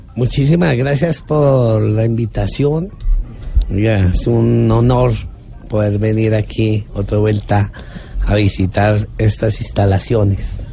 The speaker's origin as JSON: {"language": "Spanish", "region": "Bogotá", "country": "Colombia", "tie": "born or raised there", "said": "Yo nací aquí en Bogotá."}